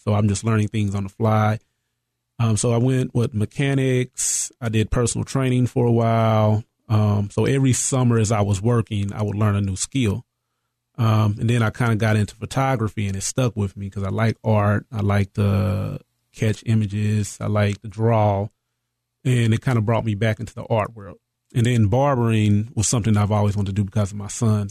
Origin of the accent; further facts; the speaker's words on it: East Texas, United States; also born or lived in Marshall, Texas / Carthage, Texas / Dallas, Texas; I'm originally from East Texas, a small town, Marshall